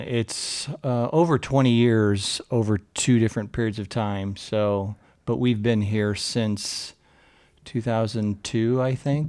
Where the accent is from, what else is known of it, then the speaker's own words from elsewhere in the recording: Portland, Oregon, United States; So I grew up here in Portland. I'm a third generation Oregonian.